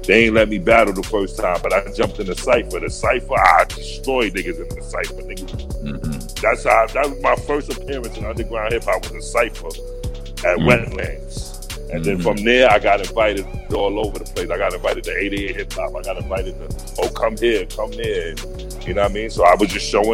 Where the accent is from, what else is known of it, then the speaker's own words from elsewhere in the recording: New York City, New York, United States; also born or lived in Harlem; I'm a New Yorker, nigga. I came from a goon kind of family, and we was all over the place, Far Rockaway, Brooklyn, Bronx